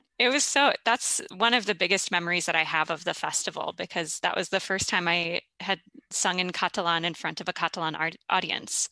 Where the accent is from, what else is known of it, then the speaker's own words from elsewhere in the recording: St. Louis, Missouri, United States; moved away as an adult; also born or lived in Minneapolis, Minnesota; I was born in Saint Louis, Missouri, and moved up to Minneapolis for college.